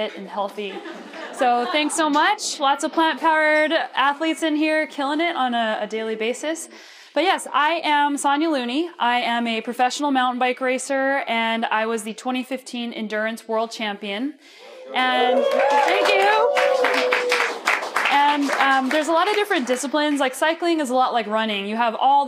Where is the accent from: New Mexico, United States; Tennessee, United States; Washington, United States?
New Mexico, United States; also born or lived in Boulder, Colorado; now in Canada; I grew up in New Mexico, and I lived in Boulder, Colorado